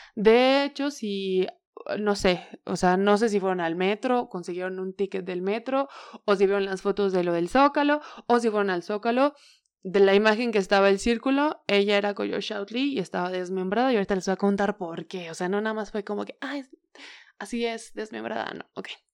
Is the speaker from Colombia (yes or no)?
no; Tula de Allende, Hidalgo, Mexico; born or raised there